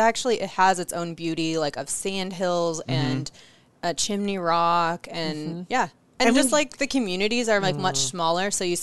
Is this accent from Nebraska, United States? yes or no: yes; Scottsbluff, Nebraska, United States; now in Omaha, United States; I'm from Western Nebraska.